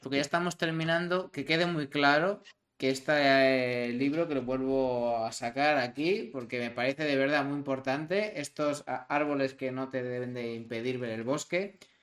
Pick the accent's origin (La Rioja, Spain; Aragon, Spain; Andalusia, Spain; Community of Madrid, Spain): Community of Madrid, Spain; Madrid; de donde yo vengo, de un barrio muy humilde de Madrid. Si yo mañana veo a mis vecinos de Orcasietas